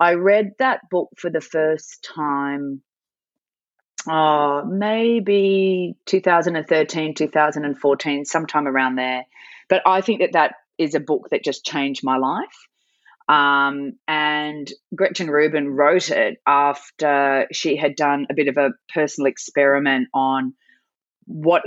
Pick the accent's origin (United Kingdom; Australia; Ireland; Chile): Australia; Sydney, New South Wales; also born or lived in Calgary, Canada / Newcastle, Australia; I am Sydney born and bred